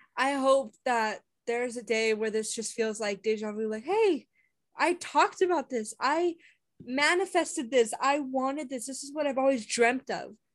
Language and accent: English; United States; as an American